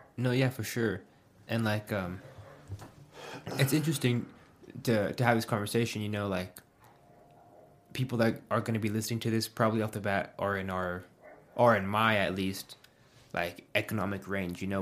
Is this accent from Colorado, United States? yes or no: yes; Pueblo, Colorado, United States; I graduated high school when I was eighteen, and I moved away from Pueblo for five and a half years